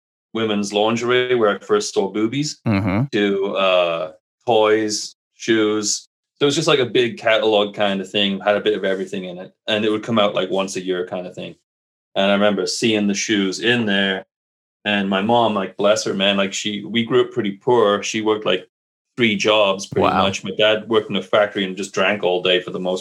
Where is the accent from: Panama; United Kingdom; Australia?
United Kingdom; England; moved away as an adult; now in Canada; So I grew up in England, moved to Canada when I was 24, and now I'm on the West Coast.